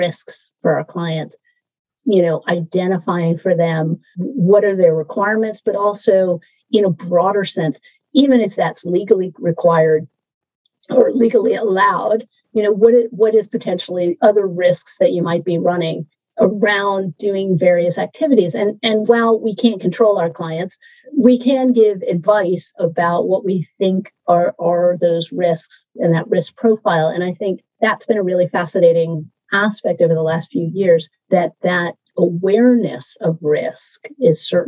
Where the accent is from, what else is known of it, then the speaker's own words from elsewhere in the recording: United States; I'm American